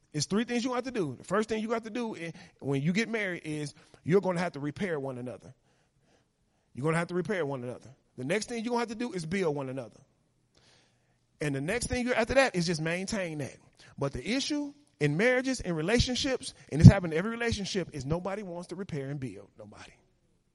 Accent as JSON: {"language": "English", "town": "Chicago", "region": "Illinois", "country": "United States", "moved": "yes", "said": "I come from Chicago, live in the neighborhood I live now"}